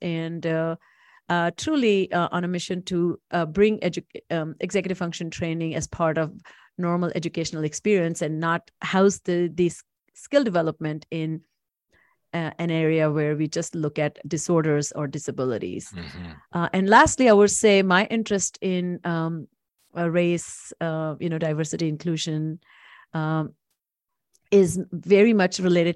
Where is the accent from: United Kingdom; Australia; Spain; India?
India; moved away as an adult; now in United States; I am originally from India, born and raised. I came to do my second master's in the United States.